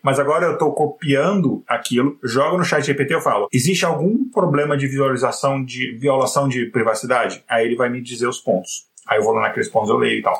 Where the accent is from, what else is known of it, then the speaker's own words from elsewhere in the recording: Brasília, Federal District, Brazil; eu cresci em Brasília